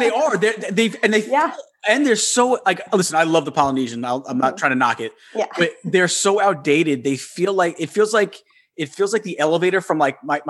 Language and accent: English; Long Island, New York, United States; moved away as an adult; also born or lived in Suffolk County, New York; now in Florida, United States; I am a New Yorker. I'm Long Island, but now I'm actually, I just moved down to Florida